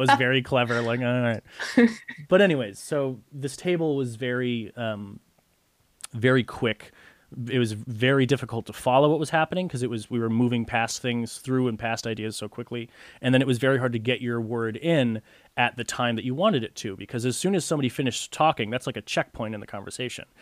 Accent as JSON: {"language": "English", "region": "Connecticut", "country": "United States", "tie": "born or raised there", "said": "growing up in Connecticut was nice"}